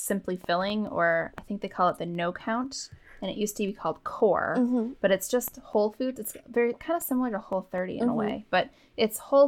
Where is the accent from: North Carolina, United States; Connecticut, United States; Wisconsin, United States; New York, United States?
Wisconsin, United States; accent: Wisconsin; my Wisconsin accent